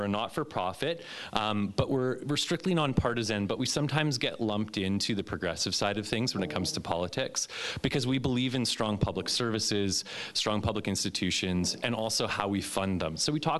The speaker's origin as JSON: {"language": "English", "town": "Edmonton", "region": "Alberta", "country": "Canada", "said": "I'm from Edmonton"}